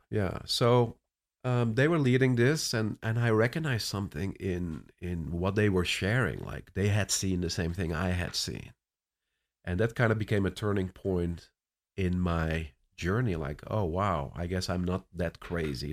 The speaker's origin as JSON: {"language": "English", "country": "Netherlands", "tie": "born or raised there", "also_born_or_lived": "Cape Town, South Africa", "second_language": "English", "moved": "as an adult", "lives_now": "Orlando, United States", "said": "I was born and raised in the Netherlands, but ended up in South Africa prior to coming to the U S"}